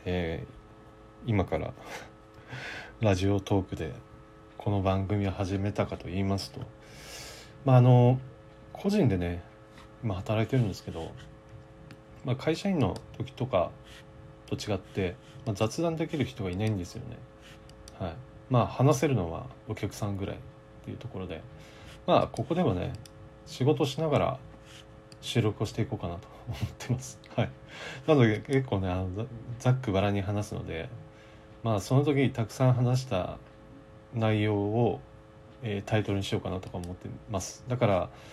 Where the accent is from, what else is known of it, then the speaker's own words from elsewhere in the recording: Kyushu, Japan; 九州生まれなので